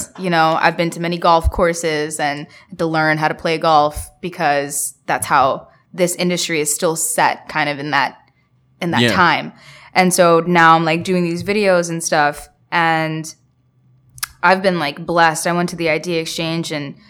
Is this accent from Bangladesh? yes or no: yes; Bangladesh; I'm from Bangladesh.